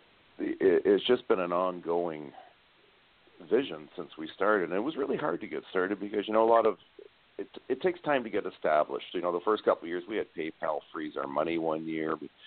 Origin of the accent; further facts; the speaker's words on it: Canada; I live in Canada. I'm a Canadian member of the group